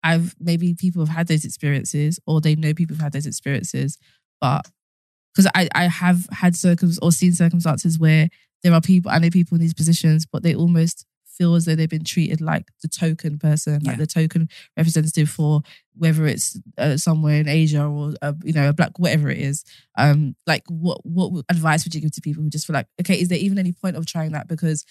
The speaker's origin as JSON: {"language": "English", "region": "London", "country": "United Kingdom", "tie": "born or raised there", "said": "I grew up in Southwark"}